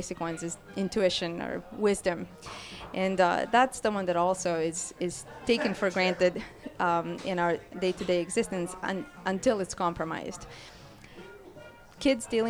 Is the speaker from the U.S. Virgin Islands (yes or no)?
no; Croatia; I grew up in Croatia